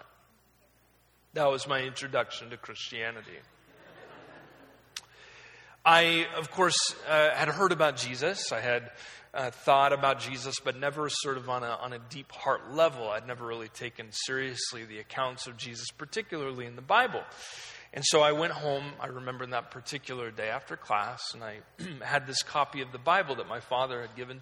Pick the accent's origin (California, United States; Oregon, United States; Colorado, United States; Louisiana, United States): Oregon, United States; I was raised in Oregon. I was kind of lived there my entire life